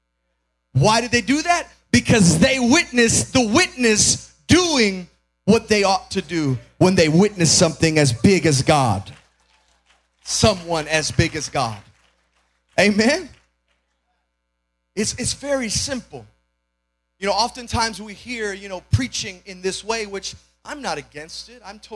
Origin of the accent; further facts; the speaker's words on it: Chicago, Illinois, United States; moved away as an adult; now in Georgia, United States; I was born and raised in Chicago, my wife and I as well